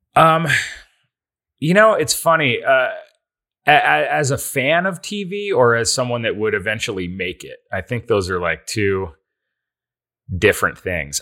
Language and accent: English; Endicott, New York, United States; now in Los Angeles, United States; I am from Endicott, New York